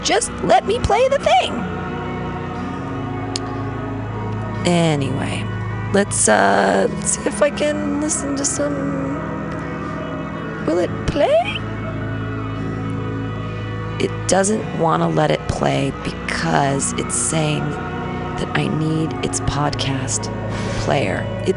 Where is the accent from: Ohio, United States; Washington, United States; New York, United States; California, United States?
California, United States; Danville; now in San Francisco, United States; I grew up in Danville with all the rich kids